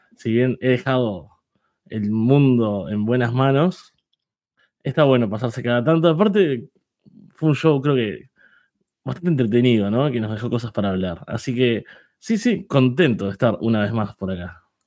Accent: Uruguay; soy uruguayo

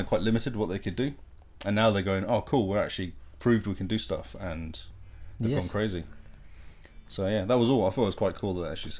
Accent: Plymouth, South West England, United Kingdom; I played for Plymouth, my hometown.

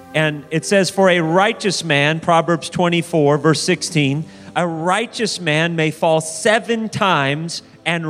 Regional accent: Sacramento, California, United States; I was raised in Sacramento, and as a little boy, I wasn't raised in church.

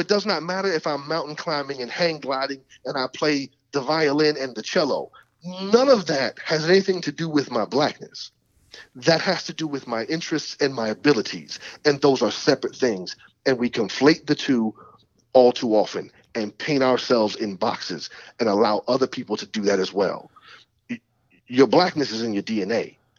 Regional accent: Ireland; Because whereas I can come over here as an Irish person, and once my children don't have an accent, they're American.

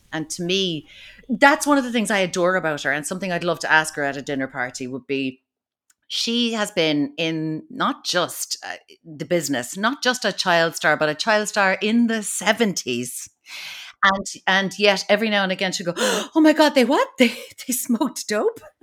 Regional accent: Kinsale, Munster, Ireland; she's from Kinsale, like I am

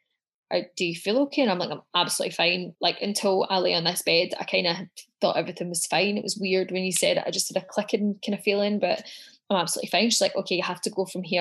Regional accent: Scotland, United Kingdom; now in Melbourne, Australia; I'm originally from Scotland

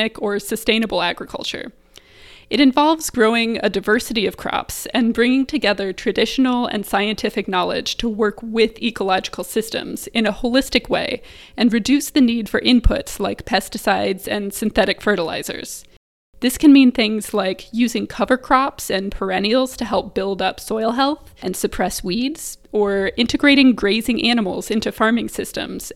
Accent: Iowa, United States; I'm from Iowa and I just grew up surrounded by corn and soy fields

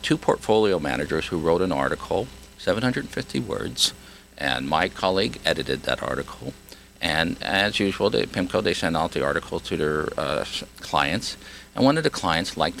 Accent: Hawaii, United States; I grew up in Hawaii speaking the kind of pidgin English

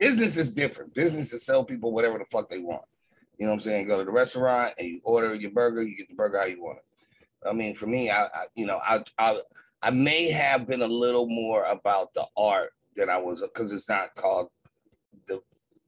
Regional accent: Los Angeles, California, United States; being a, you know, Catholic kid

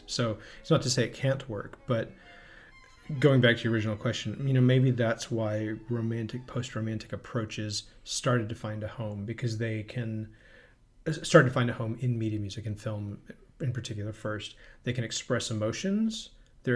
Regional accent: Philadelphia, Pennsylvania, United States; where I grew up in Philadelphia

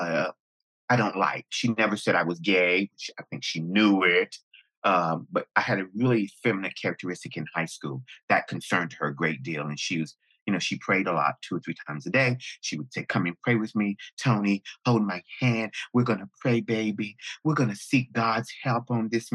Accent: Jacksonville, North Carolina, United States; moved away as an adult; also born or lived in New York / Los Angeles; I am from Jacksonville, North Carolina, home of the Camp Lejeune Marine Corps base.

